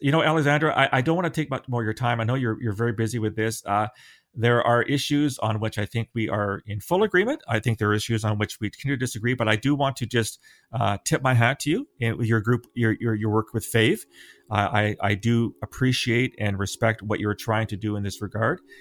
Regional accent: London, Ontario, Canada; where I grew up in London

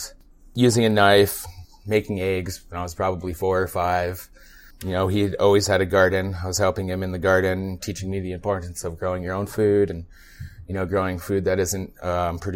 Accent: northern New York State, United States; moved away; also born or lived in Nyack, New York / Tupper Lake, New York; I grew up in New York State. I was born in a suburb of Manhattan, Nyack. My parents moved up north when I was 2, right on the Canadian border.

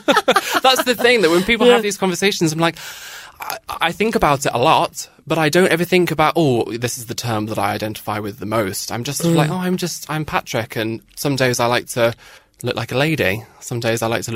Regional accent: Northern Ireland, United Kingdom; accent: British; growing up in Northern Ireland with a British accent, with army family, and being quite camp.

